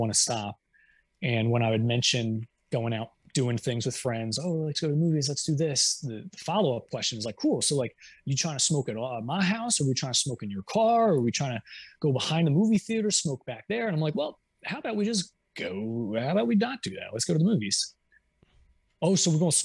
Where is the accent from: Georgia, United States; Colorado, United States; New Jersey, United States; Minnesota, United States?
New Jersey, United States; I grew up in Jersey